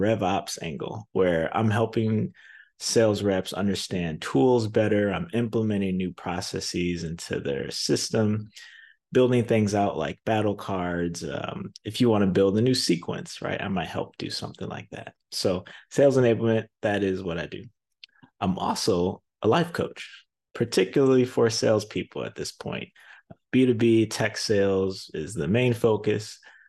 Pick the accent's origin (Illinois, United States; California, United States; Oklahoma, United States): Illinois, United States; Zion; Well, I'm a Chicagoland native. I grew up in Zion, Illinois, which is about halfway between Milwaukee and Chicago, an hour drive to either or.